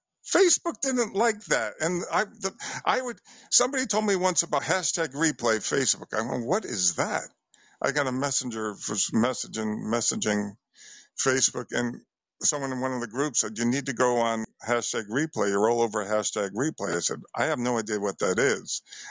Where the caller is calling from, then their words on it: Bridgeport, Connecticut, United States; I'm calling from Connecticut, the Bridgeport area.